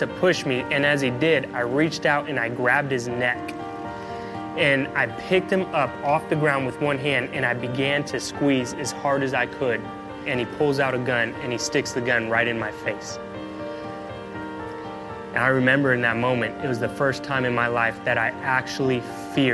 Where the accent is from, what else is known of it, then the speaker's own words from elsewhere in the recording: Oakland, California, United States; We grew up in the Bay Area, right there at East Oakland